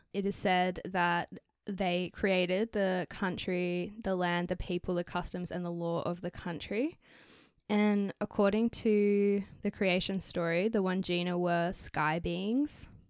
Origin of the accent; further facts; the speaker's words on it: Australia; we're from Australia